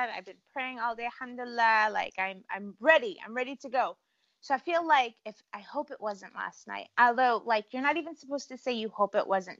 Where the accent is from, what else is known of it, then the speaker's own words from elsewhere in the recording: Cleveland, Ohio, United States; born there; The funny thing is I was born in Cleveland, right?